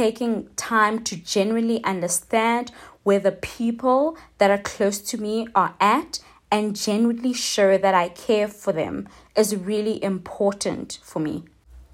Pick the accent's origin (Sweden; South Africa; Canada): South Africa; So I'm South African